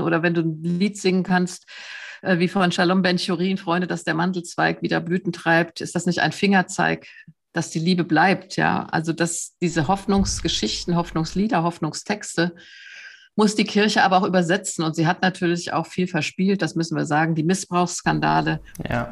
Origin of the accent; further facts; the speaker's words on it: Germany; mich als Deutsche